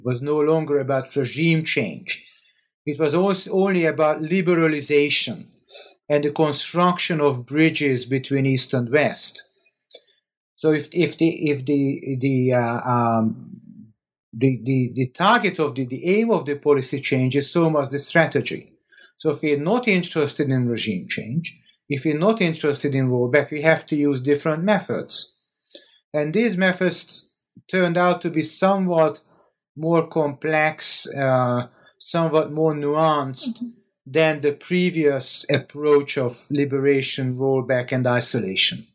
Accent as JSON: {"language": "English", "country": "Hungary", "said": "I'm from Hungary"}